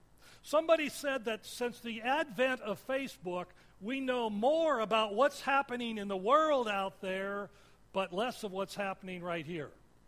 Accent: Washington, United States; also born or lived in Michigan; I remember I grew up in Washington, and I skied a lot through high school and then moved to Michigan.

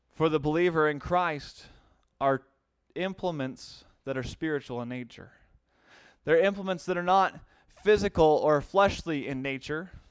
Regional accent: United States; being an American

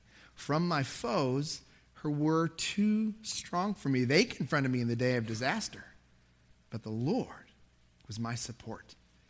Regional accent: Dallas, Texas, United States; also born or lived in Lubbock; But I grew up in Dallas and lived in Lubbock. I was used to open spaces, right?

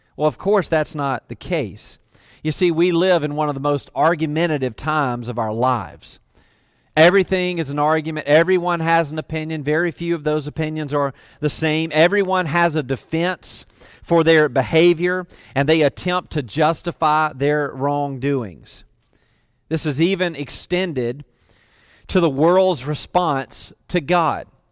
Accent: the South, United States; I grew up in the South.

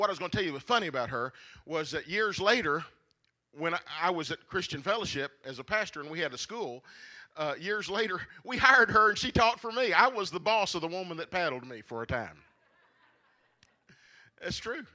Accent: Marshall County, Kentucky, United States; I grew up here in Marshall County from the time I was in the third grade. We moved here when I was in the third grade.

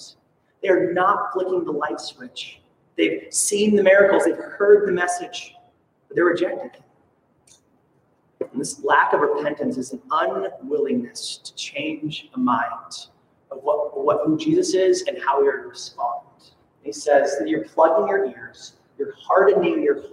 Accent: Soldotna, Alaska, United States; my hometown of Soldotna

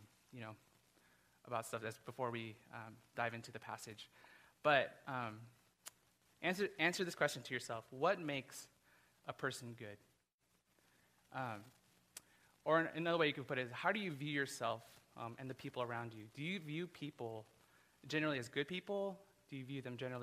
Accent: Burbank, California, United States; moved away as an adult; also born or lived in Tucson, Arizona; I'm actually from Burbank originally. I was born and raised here in Burbank

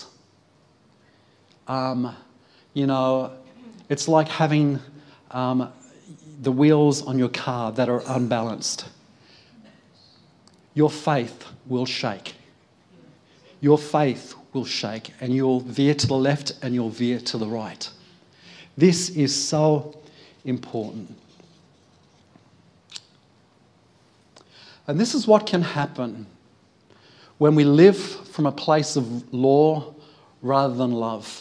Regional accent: United Kingdom; being British myself

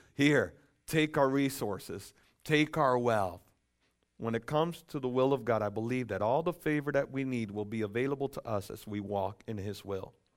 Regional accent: Dominican Republic; also born or lived in Lucas County, Ohio; now in United States; I'm from the Dominican Republic, and, um, um, by birth

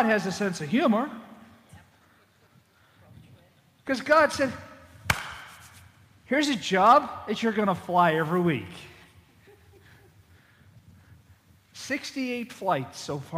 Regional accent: Boston, Massachusetts, United States; moved away; also born or lived in Zachary, Louisiana; I'm from Boston

